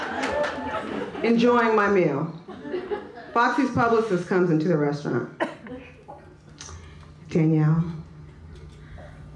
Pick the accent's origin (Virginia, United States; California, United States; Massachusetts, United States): California, United States; Oakland; moved away as an adult; now in New York City, United States; I'm from Oakland, California.